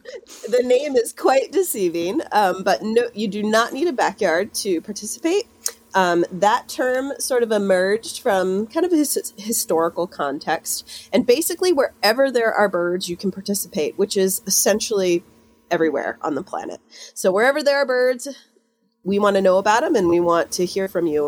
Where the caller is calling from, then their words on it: Ithaca, New York, United States; calling in from just outside of Ithaca, New York today.